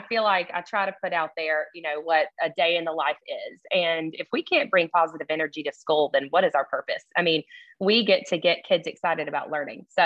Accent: Birmingham, Alabama, United States; accent: thick Southern; also born or lived in Athens, Alabama; I lived in Birmingham before that.

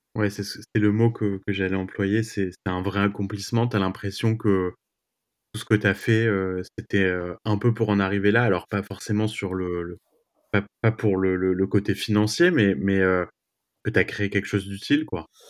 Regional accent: France; moved away as an adult; now in New York, United States; je suis d'origine, évidemment, française. Maintenant, je suis devenu américain aussi. Et, euh, bah, je me sens chez moi à New York

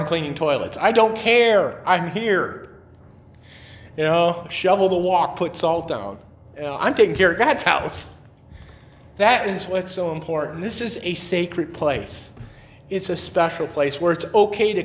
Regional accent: Detroit, Michigan, United States; also born or lived in North Carolina; I'm from Detroit

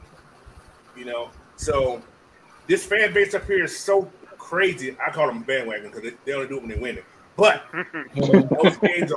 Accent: Atlanta, Georgia, United States; now in Washington State, United States; I was born and raised in Atlanta

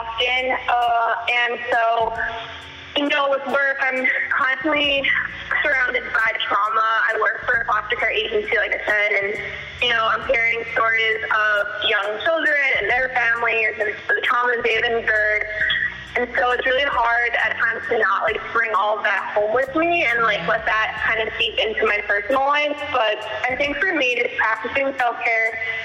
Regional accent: Pennsylvania, United States; moved away as an adult; also born or lived in Brooklyn, New York; now in New York City, United States; I am in Brooklyn, New York, currently, which is where I live now. Originally I'm from Pennsylvania. I moved here to New York City in 2014 to get my master's

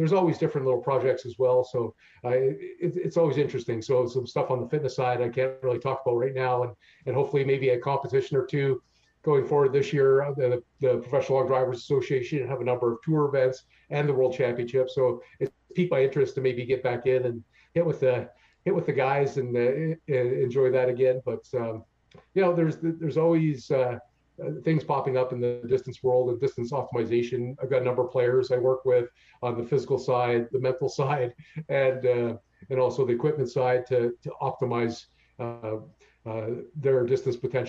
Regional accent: Canada

